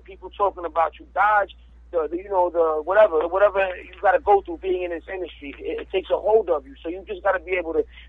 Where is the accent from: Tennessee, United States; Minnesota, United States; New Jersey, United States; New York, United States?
New Jersey, United States; also born or lived in Miami, Florida; I was born in Miami, but I was raised in Jersey